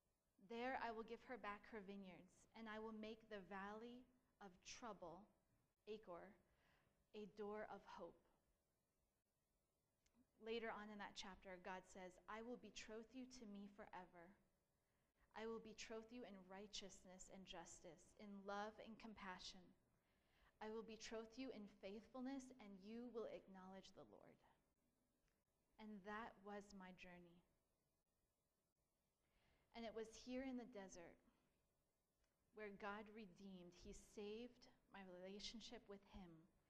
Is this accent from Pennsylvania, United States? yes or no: yes; Pennsylvania, United States; We came from Pennsylvania that had trees and lakes, ponds, streams, green. Everything was green.